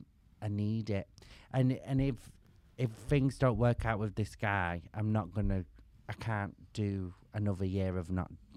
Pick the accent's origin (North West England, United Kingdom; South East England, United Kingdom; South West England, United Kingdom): North West England, United Kingdom; Manchester; In Manchester.